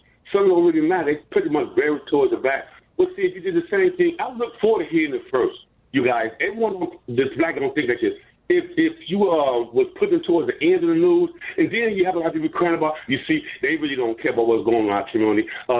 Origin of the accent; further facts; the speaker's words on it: Chicago, Illinois, United States; I'm a baby boomer. I was born and raised in Chicago. I'm a black man